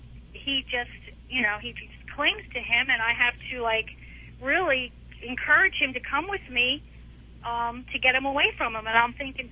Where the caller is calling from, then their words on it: Tampa, Florida, United States; Tampa, Florida.